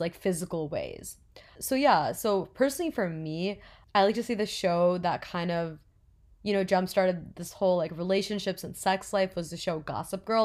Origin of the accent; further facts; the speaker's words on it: New Jersey, United States; I'm twenty years old and I'm from New Jersey.